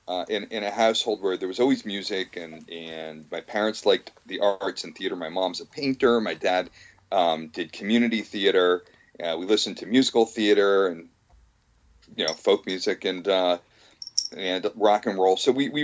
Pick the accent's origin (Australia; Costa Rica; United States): United States; Bergen County, New Jersey; also born or lived in California / Philadelphia / Newton Centre, Massachusetts / Cherry Hill, New Jersey; in Philadelphia for a year and Newton Center for a year and Cherry Hill, New Jersey for 2 years. And then Bergen County from like third grade on. And then, I mean, we've been in the New York area since about third grade.